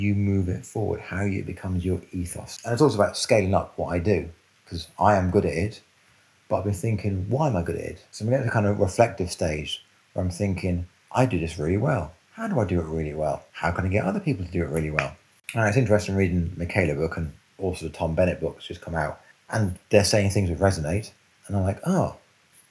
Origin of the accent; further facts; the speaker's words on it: London, United Kingdom; now in Cornwall, United Kingdom; I grew up in North London. I actually grew up in Brent